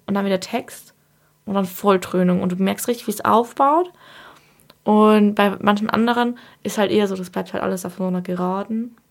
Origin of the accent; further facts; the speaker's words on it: Bavaria, Germany; now in Dresden, Germany; Ich komme ja aus Bayern